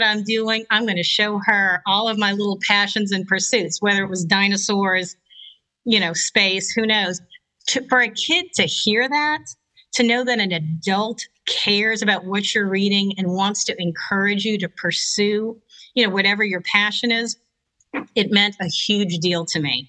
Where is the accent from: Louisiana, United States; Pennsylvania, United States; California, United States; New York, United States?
Louisiana, United States; Lower Plaquemines Parish; as a kid, I grew up in Lower Plaquemines Parish, so the tip of the boot of Louisiana